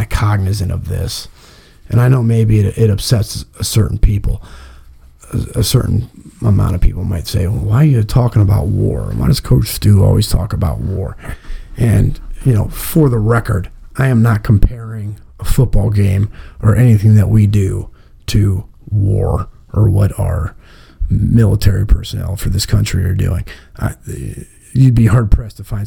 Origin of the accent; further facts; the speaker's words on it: Massillon, Ohio, United States; We're from Massillon